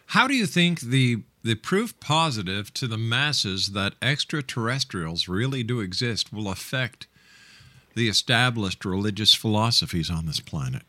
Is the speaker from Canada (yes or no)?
yes; Canada; as a Canadian